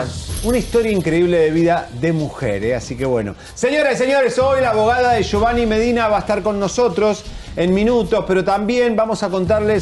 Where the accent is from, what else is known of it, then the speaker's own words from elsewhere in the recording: Argentina; now in Mexico; nosotros en Argentina, yo, mi infancia, yo recuerdo estar pintando el templo mayor porque en mi país se estudia la cultura mexicana